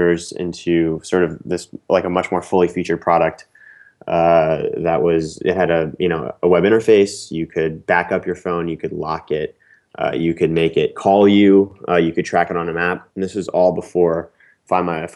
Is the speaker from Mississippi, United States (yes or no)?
no; Princeton, New Jersey, United States; moved away as an adult; also born or lived in Philadelphia, Pennsylvania; now in New York City, United States; I grew up in Princeton, New Jersey